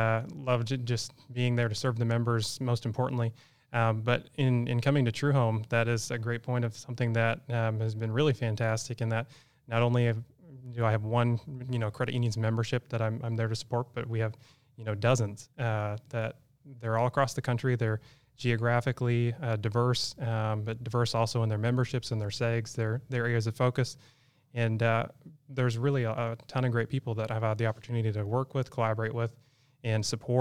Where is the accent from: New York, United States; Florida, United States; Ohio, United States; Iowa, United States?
Iowa, United States; So coming from the community I'm from Iowa, the credit union that I ultimately started with has a really strong market penetration